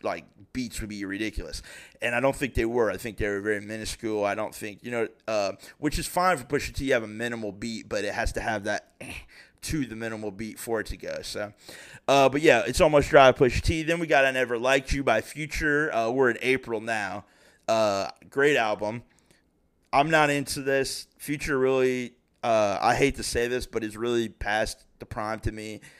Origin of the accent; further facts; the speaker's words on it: Springboro, Ohio, United States; I'm from Springboro, Ohio, eleven twenty Center Spring